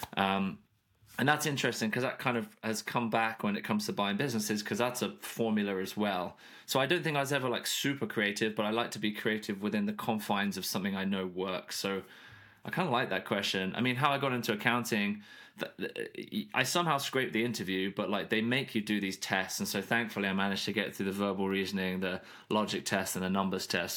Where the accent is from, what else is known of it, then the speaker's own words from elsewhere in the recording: United Kingdom; moved away as an adult; now in Nashville, United States; I grew up in the U K.